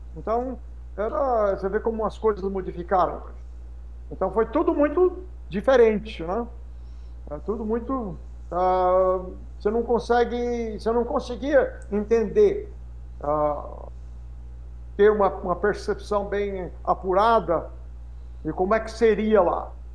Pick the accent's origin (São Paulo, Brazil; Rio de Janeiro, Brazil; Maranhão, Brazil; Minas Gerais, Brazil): São Paulo, Brazil; São José do Rio Pardo; moved away as an adult; also born or lived in United States; eu sou daqui de São José, nascido e criado aqui em São José, Rio Pardense, aqui